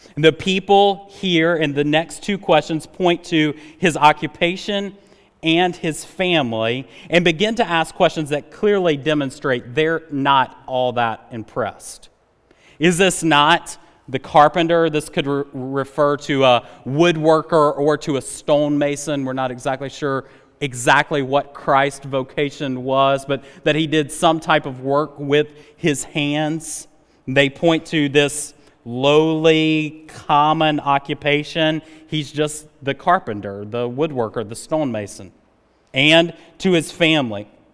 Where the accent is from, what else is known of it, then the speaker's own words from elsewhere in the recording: Rock Hill, South Carolina, United States; moved away as an adult; now in Greenville, United States; I grew up in Rock Hill, uh, South Carolina